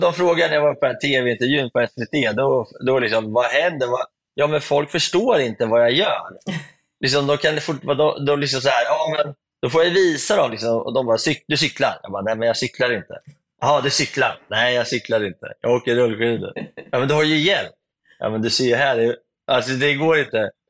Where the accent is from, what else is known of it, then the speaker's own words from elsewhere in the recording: Sweden; hemma i Sverige